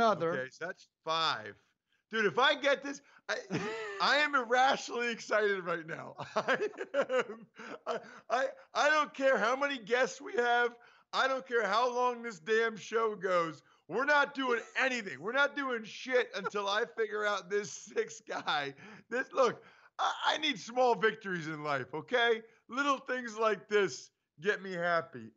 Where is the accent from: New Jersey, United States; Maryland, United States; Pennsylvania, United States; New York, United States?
Pennsylvania, United States; outside of Philadelphia; I grew up and live outside of Philadelphia